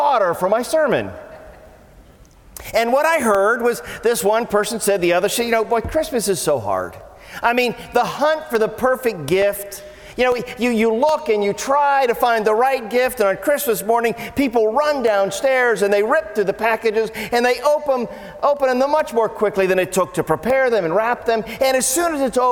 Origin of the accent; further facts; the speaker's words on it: Canton, Ohio, United States; I grew up in Canton, Ohio